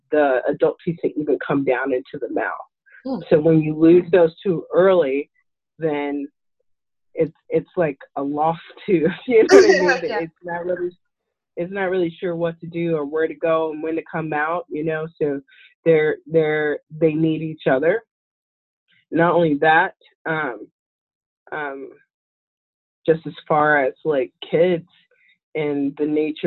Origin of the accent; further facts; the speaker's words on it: St. Louis, Missouri, United States; We're from St. Louis